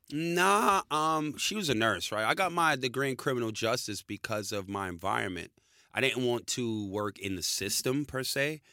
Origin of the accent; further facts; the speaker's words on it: New York City, New York, United States; moved away as an adult; now in Australia; I'm born in New York in the Bronx